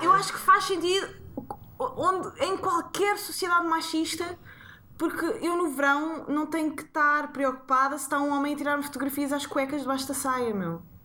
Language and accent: Portuguese; Sintra, Lisbon, Portugal; eu cresci em Sintra